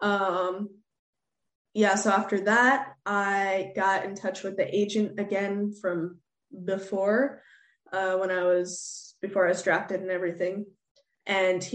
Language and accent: English; United States; moved away as an adult; also born or lived in Sweden; growing up in the States